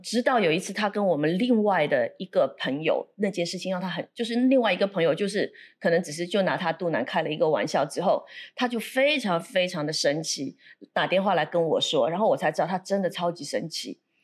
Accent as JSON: {"language": "Chinese", "region": "Shanghai", "country": "China", "moved": "yes", "lives_now": "Singapore", "said": "我是来自上海的"}